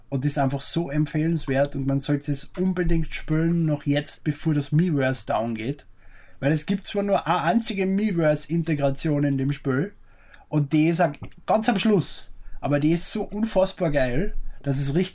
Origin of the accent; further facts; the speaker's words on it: Austria; als Österreicher muss ich sagen